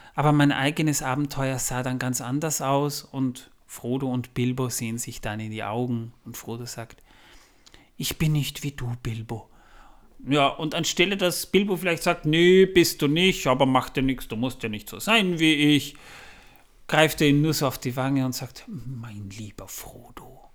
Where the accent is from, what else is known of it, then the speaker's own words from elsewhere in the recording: Austria; Da, wo ich herkomme, liegt noch viel mehr Schnee. Aber das ist für April nicht ganz ungewöhnlich, vor allem bei uns in Österreich nicht.